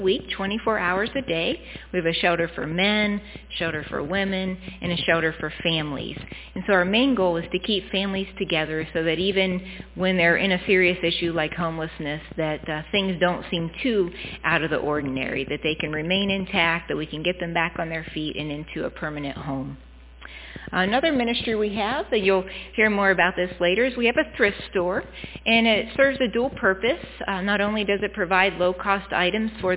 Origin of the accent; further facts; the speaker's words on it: Cadiz, Ohio, United States; I grew up in Cadiz, so not too far from here